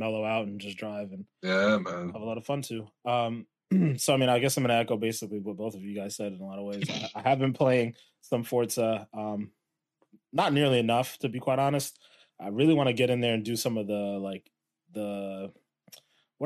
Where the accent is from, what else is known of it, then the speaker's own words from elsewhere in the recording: New Britain, Connecticut, United States; we grew up in New Britain